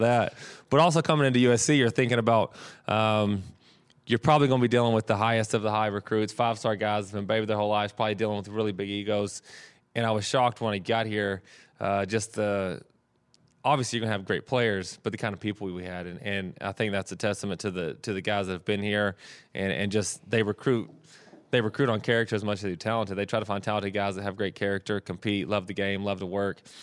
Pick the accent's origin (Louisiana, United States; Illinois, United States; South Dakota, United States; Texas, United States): Texas, United States; moved away as an adult; now in California, United States